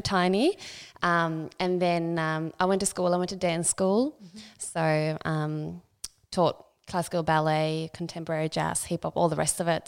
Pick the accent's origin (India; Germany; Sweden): Sweden; moved away as an adult; now in Central Coast, Australia; I grew up in a small town um, in Sweden. Um, lived there um, up until I was 18